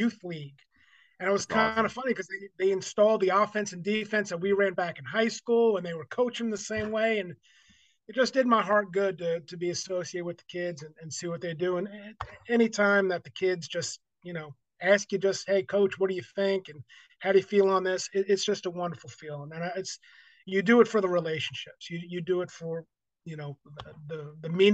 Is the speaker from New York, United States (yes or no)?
yes; New York, United States; moved away as an adult; now in Texas, United States; I'm originally from New York. I moved down here in 95